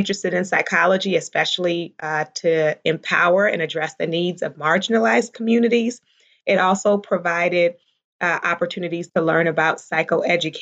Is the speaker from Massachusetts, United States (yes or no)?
no; Baltimore, Maryland, United States; I grew up primarily in Baltimore, Maryland, and I was a pastor's daughter